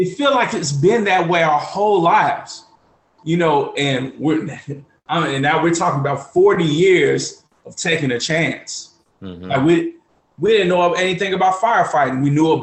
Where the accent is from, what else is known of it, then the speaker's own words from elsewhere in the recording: Chicago, Illinois, United States; we were born and raised on the south side of Chicago